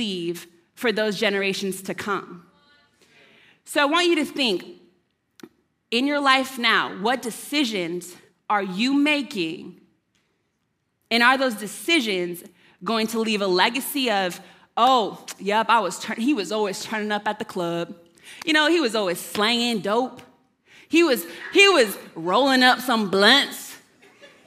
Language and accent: English; Arizona, United States; moved away; I'm from Arizona.